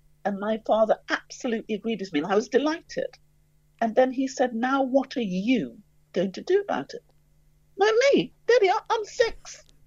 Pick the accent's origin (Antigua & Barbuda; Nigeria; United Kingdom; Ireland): United Kingdom; London; I grew up in the East End of London